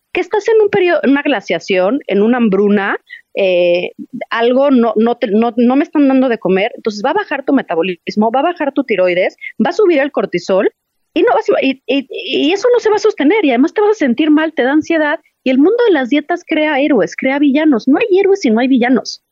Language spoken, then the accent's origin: Spanish; Mexico; la comida que yo estoy acostumbrada como mexicana